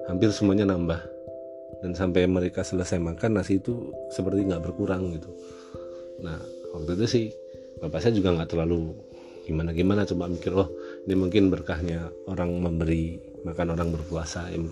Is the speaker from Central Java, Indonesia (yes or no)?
yes; Temanggung, Central Java, Indonesia; Dan terjadi di kampung halaman saya, tepatnya di rumah orang tua saya di daerah Temanggung sana.